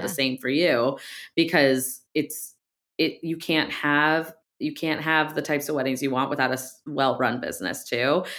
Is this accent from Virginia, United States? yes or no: no; Ohio, United States; I grew up in Ohio